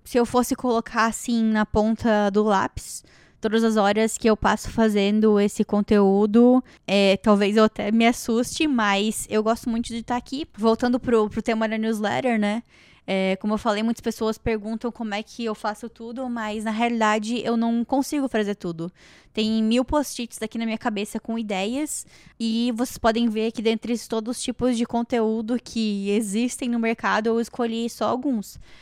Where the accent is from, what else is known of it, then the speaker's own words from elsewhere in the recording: Joinville, Santa Catarina, Brazil; moved away; lá na minha cidade, lá em Joinville